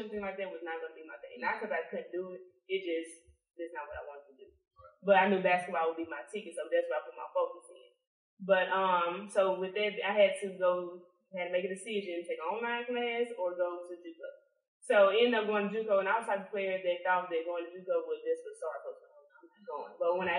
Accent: Jackson, Mississippi, United States; also born or lived in Bakersfield, California; I'm from Jackson, Mississippi

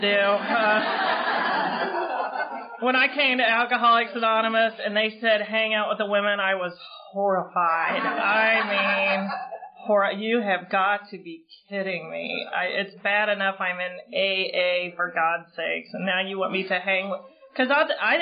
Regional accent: Oxford, Ohio, United States; moved away as an adult; also born or lived in South Florida / Cincinnati, Ohio; now in Cary, United States; I grew up in Oxford, Ohio

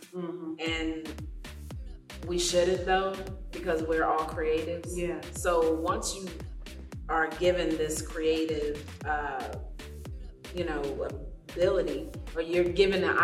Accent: Lagos, Nigeria; moved away; I was born in Nigeria, Lagos, Nigeria. Shout out, Lagos.

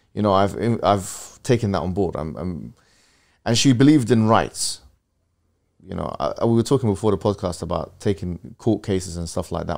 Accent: London, United Kingdom; we moved from West London to Central London to North West London to, you know, I think at one point even South London.

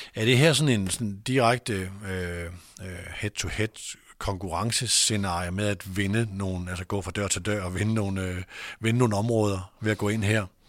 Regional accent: North Jutland, North Denmark Region, Denmark; jeg er selv nordjyde

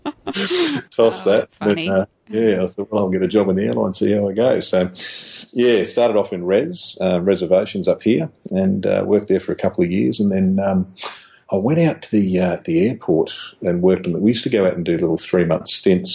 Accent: Cumnock, New South Wales, Australia; also born or lived in Toowoomba; now in Brisbane, Australia; my hometown, which is Cumnock, down in western New South Wales

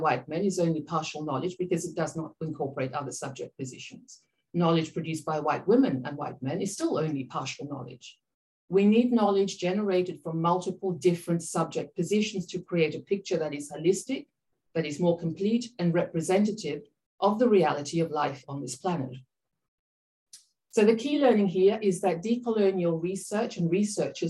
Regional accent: Papua New Guinea; I am Papua New Guinea and I'm from the Pacific region

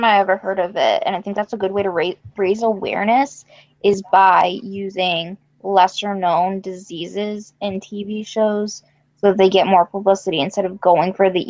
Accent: England, United Kingdom; as an English person.

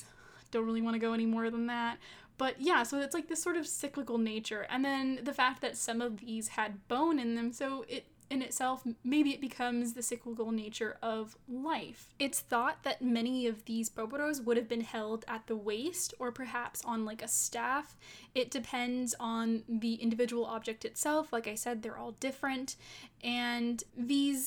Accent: Southern California, United States; moved away; also born or lived in Texas; growing up in Southern California, I never really noticed my skin color

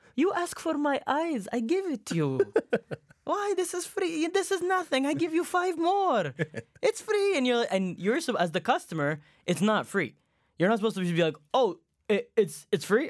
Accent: Canada; born or raised there; English is a second language; also born or lived in Saudi Arabia / Egypt

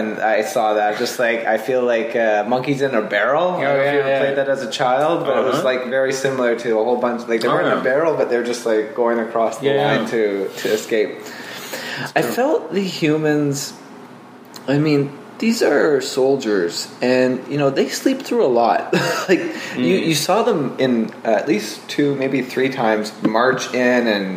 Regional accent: New Brunswick, Canada; where I'm from, which is New Brunswick

